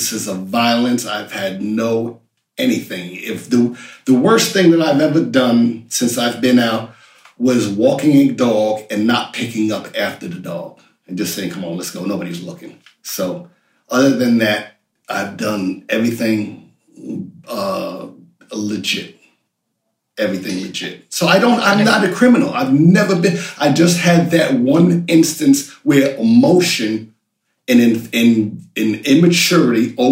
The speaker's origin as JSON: {"language": "English", "country": "United Kingdom", "said": "I'm British"}